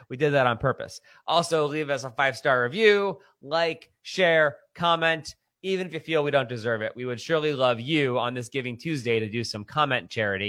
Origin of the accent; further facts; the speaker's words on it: Baltimore, Maryland, United States; I'm from Baltimore.